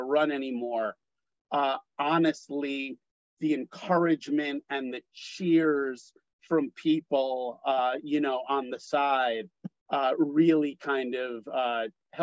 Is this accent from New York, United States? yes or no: yes; New York City, New York, United States; being a New Yorker, as you are, my whole life